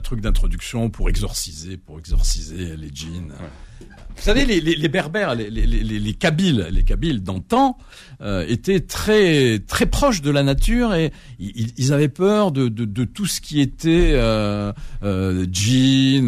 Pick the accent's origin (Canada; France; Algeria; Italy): Algeria; Algiers, Algiers Province; chez moi à Alger. Euh, dans, l'appartement familial